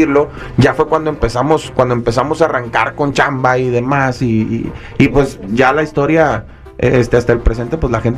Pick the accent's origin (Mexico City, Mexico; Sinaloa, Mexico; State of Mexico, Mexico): Sinaloa, Mexico; Mazatlán; Mira, en, mi caso, eh, que soy, soy de Mazatlán, este Mazatlán es un lugar muy chiquito, pues está, bien morrito